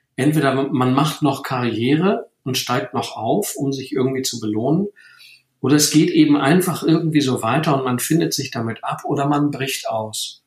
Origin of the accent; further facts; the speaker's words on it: Rhineland, Germany; ich bin ja aus dem Rheinland